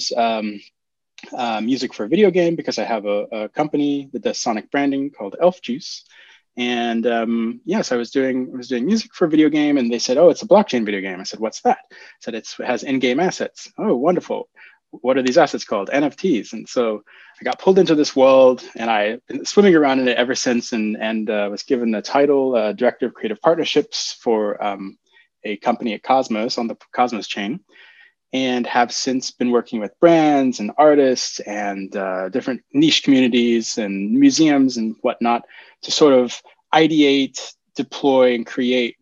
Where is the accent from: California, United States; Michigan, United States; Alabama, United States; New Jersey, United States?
California, United States; Palo Alto; moved away; also born or lived in New York / Berlin; I grew up in the Palo Alto Children's Theater in Palo Alto